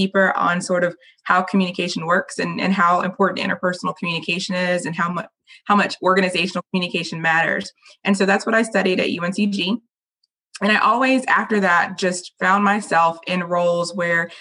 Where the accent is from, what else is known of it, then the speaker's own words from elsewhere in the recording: Raleigh, North Carolina, United States; So I was born and raised in Raleigh